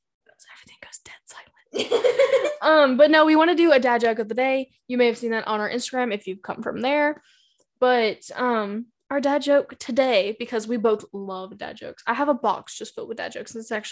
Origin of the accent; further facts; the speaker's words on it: the South, United States; accent: Southern; We're not, like, from California sitting here. Howdy, y'all. No, we live in the Southern.